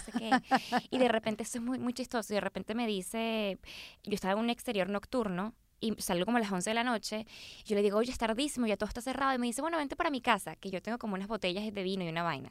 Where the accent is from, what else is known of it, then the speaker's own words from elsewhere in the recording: Caracas, Capital District, Venezuela; moved away as an adult; now in Los Angeles, United States; Caracas es la mejor ciudad del planeta. O sea, yo, esta es mi casa